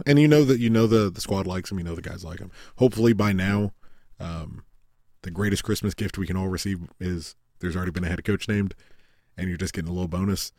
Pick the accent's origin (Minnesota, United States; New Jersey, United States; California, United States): California, United States; Southern; moved away; also born or lived in Oregon; growing up in Southern California